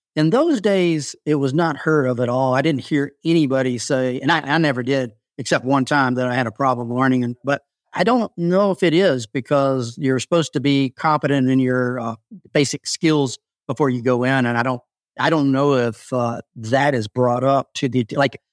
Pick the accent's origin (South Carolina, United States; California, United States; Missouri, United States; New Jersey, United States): South Carolina, United States; I grew up in the South as a man